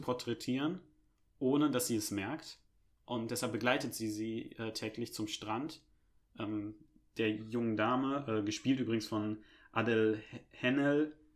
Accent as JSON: {"language": "German", "country": "Germany", "said": "als Deutscher"}